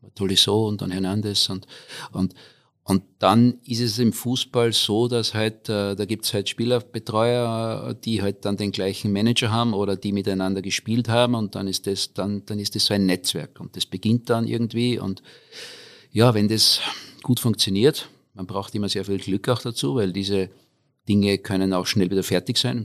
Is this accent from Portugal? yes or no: no; Austria; moved away as an adult; also born or lived in Innsbruck / Australia / United States; Ich komme aus dem schönen Salzkammergut